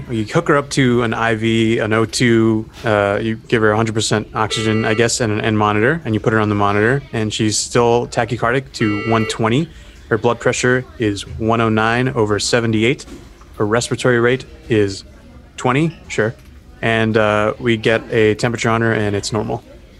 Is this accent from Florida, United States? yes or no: yes; Florida, United States; No. I don't think so. I'm from Florida.